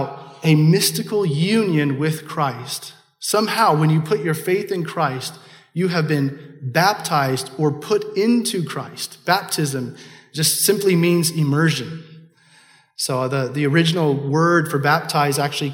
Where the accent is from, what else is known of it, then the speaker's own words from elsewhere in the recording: Kansas City, United States; I'm from Kansas City